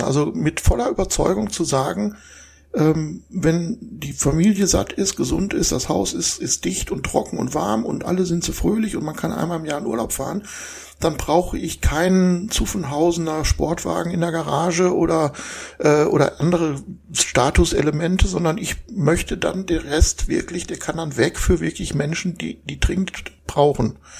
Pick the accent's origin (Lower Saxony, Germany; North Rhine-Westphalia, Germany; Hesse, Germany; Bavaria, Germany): North Rhine-Westphalia, Germany; Essen; also born or lived in Saarland; now in Krefeld, Germany; bin da geboren, bin dann in Essen im Ruhrgebiet aufgewachsen